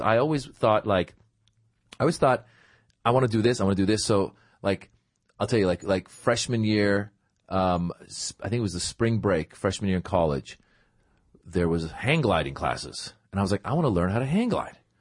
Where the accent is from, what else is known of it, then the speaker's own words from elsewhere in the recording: Northern California, United States; also born or lived in Iran; I grew up in Northern California